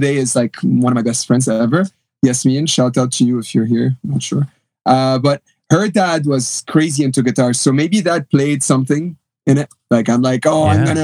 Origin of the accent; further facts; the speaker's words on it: Lebanon; moved away; also born or lived in Canada / New York; I was born in Lebanon, raised in Lebanon. Then when I was 5, 6, I came to Canada for a few years to escape the end of civil war